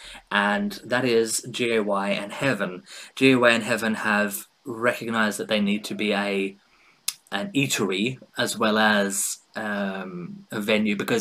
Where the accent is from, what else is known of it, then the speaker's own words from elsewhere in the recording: Australia; now in United Kingdom; my hometown in Australia